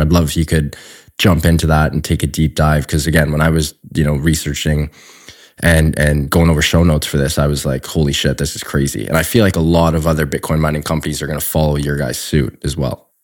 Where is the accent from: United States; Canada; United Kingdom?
Canada; I am Canadian.